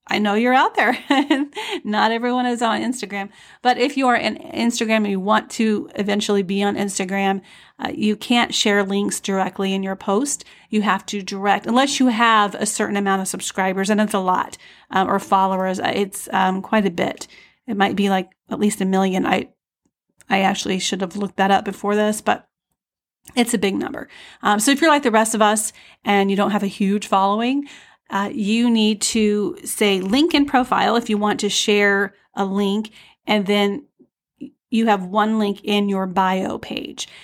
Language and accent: English; Iowa, United States; moved away; I grew up in Iowa, but then I went away, and then I'm new to this area of Iowa